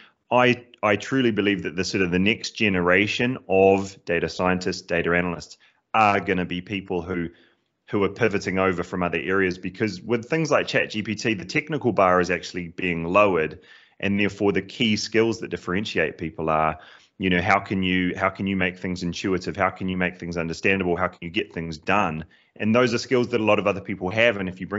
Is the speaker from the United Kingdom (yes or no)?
no; New Zealand; accent: cross between British and Kiwi; So I am originally from New Zealand, which is why there's a bit of an odd accent there, a bit of a cross between British and Kiwi there.